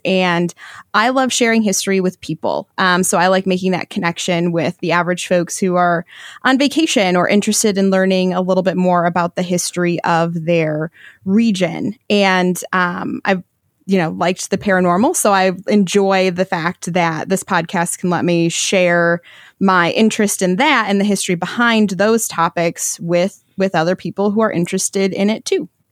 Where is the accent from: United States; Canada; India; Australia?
United States; Michigan; I'm from Michigan